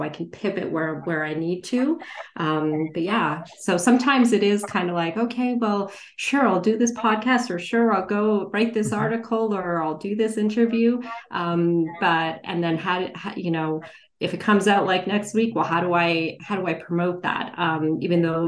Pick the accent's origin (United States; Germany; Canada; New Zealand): Canada; also born or lived in India; I was born in India, and I migrated, you know, to Canada with my parents when I was two.